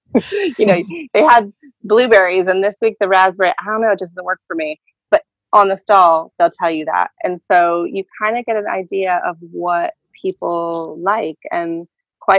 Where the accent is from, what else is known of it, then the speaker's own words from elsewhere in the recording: California, United States; moved away as an adult; now in London, United Kingdom; growing up in California